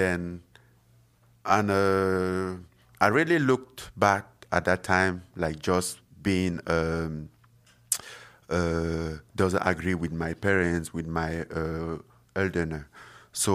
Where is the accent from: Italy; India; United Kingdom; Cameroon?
Cameroon; born or raised there; moved away as an adult